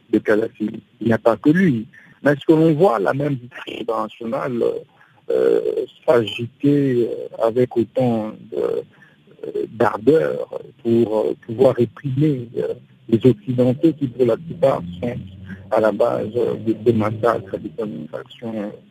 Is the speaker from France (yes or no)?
no; DR Congo; en tant que Congolais